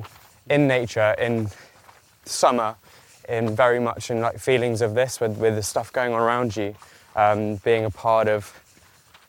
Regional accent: Kent, South East England, United Kingdom; I grew up in Kent, so middle of nowhere, trees, fields, whatever are all around us.

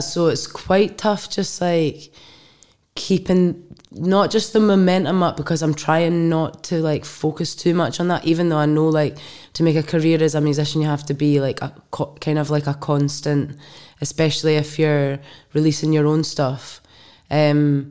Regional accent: Clackmannanshire, Scotland, United Kingdom; also born or lived in Alloa / Tillicoultry / Tullibody; Clackmannanshire. So I was kind of, like, dotted all over, like, sometimes Tullabuddy or Alloa or Tillicoutry as well

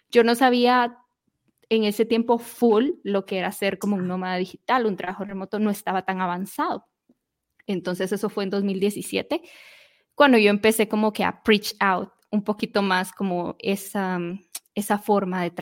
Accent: Guatemala; ¿Qué es lo que sucedió? En 2018, el volcán explotó en mi país. Fue como a 10

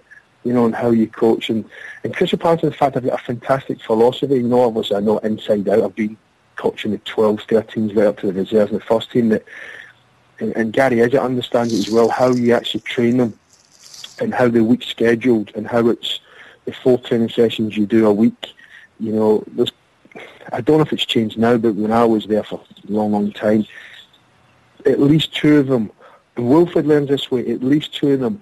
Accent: Glasgow, Scotland, United Kingdom; moved away; growing up in Glasgow in the concrete streets

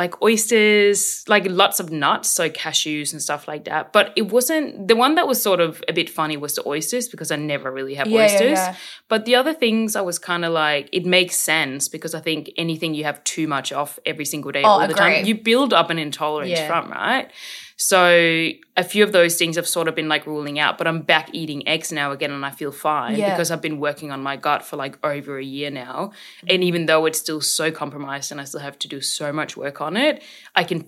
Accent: Korsør, Zealand, Denmark; now in Australia; I grew up in Denmark

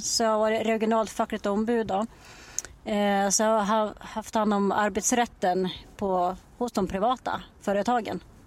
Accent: Dala-Floda, Dalarna County, Sweden; also born or lived in Borlänge / Bjursås; now in Falun, Sweden; jag kommer från första början från Dala-Floda och så har jag bott i Borlänge i jättemånga år

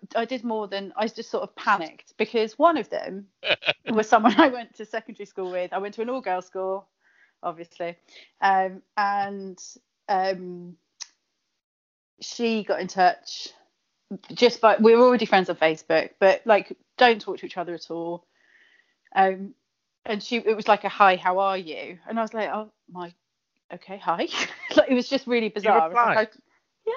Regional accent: Kent, South East England, United Kingdom; accent: Kent; where I grew up in Kent, where the accent is harsher than a cheese grater

